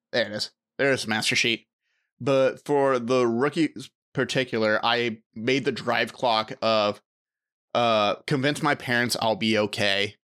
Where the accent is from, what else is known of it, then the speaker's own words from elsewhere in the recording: United States; a United States citizen